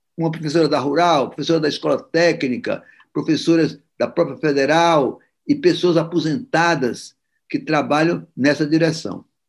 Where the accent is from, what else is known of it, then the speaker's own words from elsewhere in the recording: Ceará, Brazil; eu ainda vi funcionando em Fortaleza, sou cearense